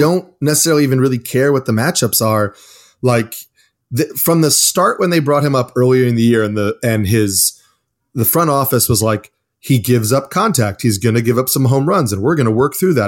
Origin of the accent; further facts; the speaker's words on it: New York City, New York, United States; I grew up in New York, played baseball